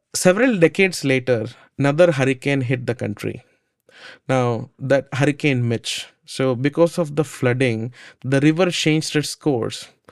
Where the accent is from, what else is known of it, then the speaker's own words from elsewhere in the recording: India; I grew up in India